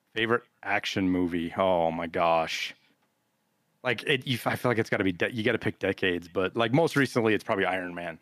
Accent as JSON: {"language": "English", "town": "Butte", "region": "Montana", "country": "United States", "tie": "born or raised there", "also_born_or_lived": "Birmingham, Alabama", "moved": "yes", "said": "I grew up in Butte, Montana"}